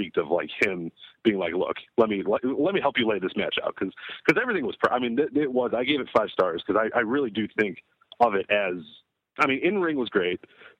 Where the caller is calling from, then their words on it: Oak Park, Illinois, United States; I'm from Oak Park, Illinois.